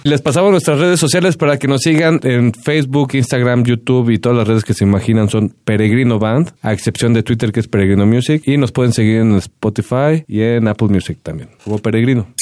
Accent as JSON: {"language": "Spanish", "region": "San Luis Potosí", "country": "Mexico", "moved": "yes", "lives_now": "Mexico City, Mexico", "said": "yo igual de San Luis Potosí, no soy de acá de la Ciudad de México"}